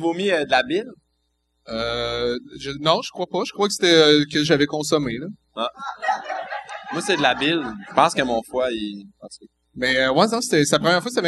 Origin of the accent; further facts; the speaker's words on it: Granby, Quebec, Canada; moi, je viens de Grimby